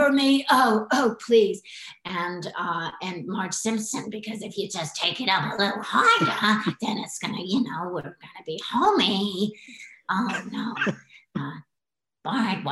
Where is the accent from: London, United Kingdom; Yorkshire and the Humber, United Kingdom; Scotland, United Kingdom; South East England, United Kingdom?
Yorkshire and the Humber, United Kingdom; Hull; also born or lived in New Zealand; now in Poole, United Kingdom; I'm from Hull, but I live in Poole